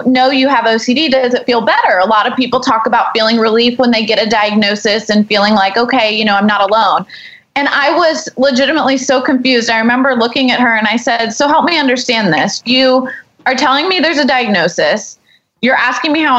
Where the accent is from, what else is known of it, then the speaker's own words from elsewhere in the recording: Houston, Texas, United States; we grew up here in Houston, you know, biggest medical center